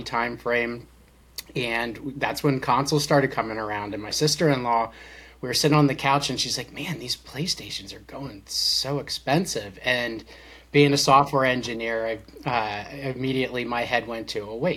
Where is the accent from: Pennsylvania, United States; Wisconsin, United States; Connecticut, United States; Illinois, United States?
Pennsylvania, United States; Lancaster County; also born or lived in Florida; I grew up actually in Lancaster County, Pennsylvania